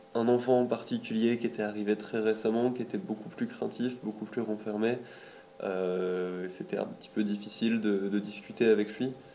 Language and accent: French; Lille, Hauts-de-France, France; je viens de Lille